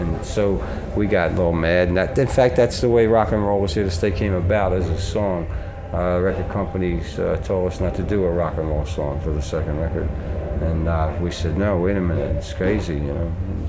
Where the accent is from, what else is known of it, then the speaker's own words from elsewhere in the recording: Philadelphia, Pennsylvania, United States; We're from Philadelphia, Pennsylvania, Rick.